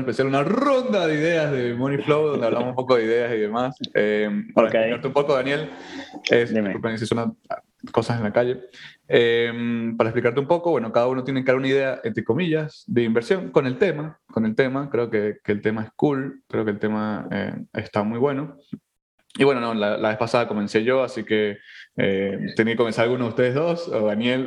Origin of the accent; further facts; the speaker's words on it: Venezuela; now in New York City, United States; nosotros somos venezolanos